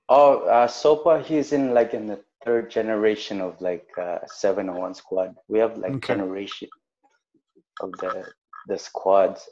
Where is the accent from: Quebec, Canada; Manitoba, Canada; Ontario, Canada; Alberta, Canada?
Quebec, Canada; Montreal; I grew up in a, a place called Lachine